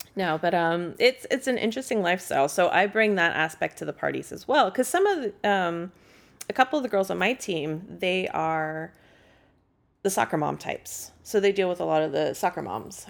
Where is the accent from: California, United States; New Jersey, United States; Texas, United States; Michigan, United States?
California, United States; San Francisco; moved away as an adult; also born or lived in Massachusetts South Shore; now in Massachusetts, United States; I'm from San Francisco originally